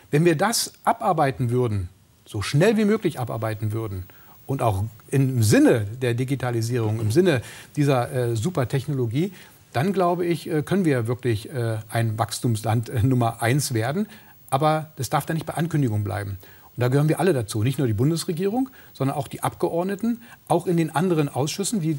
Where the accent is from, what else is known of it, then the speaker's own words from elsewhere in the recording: Brandenburg, Germany; ich komme aus der Uckermark, dass die Uckermark auch komplett installiert wird, dass wir den, den, die Abwanderung aus dem ländlichen Raum auch stoppen.